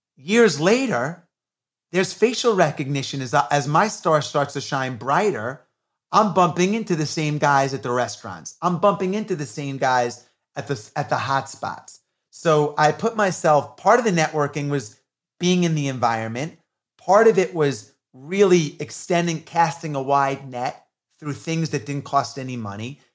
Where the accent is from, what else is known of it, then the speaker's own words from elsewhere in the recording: New York, United States; I grew up in New York in the eighties when hip hop was coming on the scene